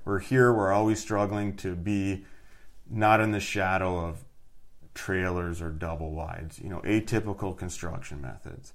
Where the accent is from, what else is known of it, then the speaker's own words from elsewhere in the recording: Iron Mountain, Michigan, United States; also born or lived in Houghton, Michigan; Growing up, you know, Dickinson County, you're in the UP